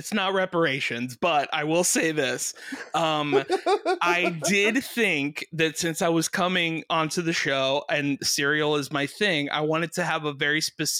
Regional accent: Miami, Florida, United States; I'm from Miami

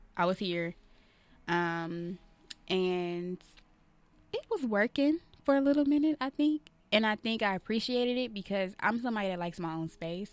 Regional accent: Atlanta, Georgia, United States; now in Los Angeles, United States; I'm from Atlanta

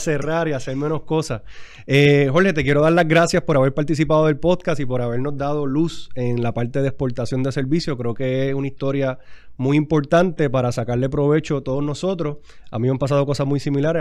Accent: Puerto Rico; somos boricuas

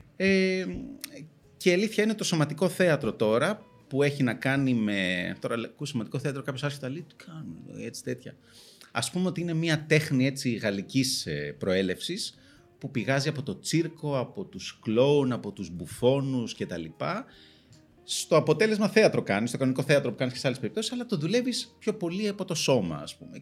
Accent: Greece; μεγαλώνοντας στην Ελλάδα

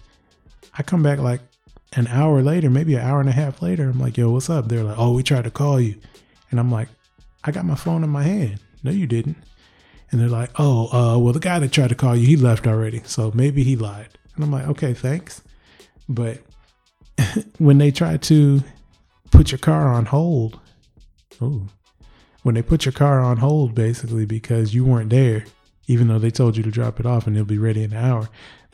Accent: Michigan, United States; I am from Michigan. Yes, that is the Motor City right around where I'm at.

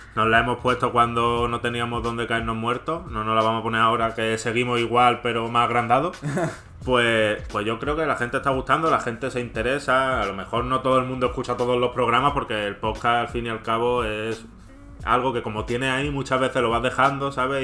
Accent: Andalusia, Spain; Como buen andaluz

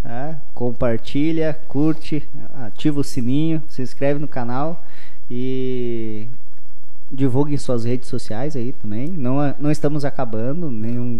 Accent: Passo Fundo, Rio Grande do Sul, Brazil; also born or lived in interior of Paraná; eu nasci em Passo Fundo

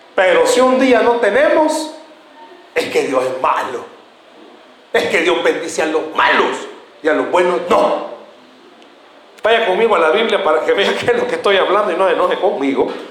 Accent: El Salvador; ¿Somos así o no somos así los salvadoreños?

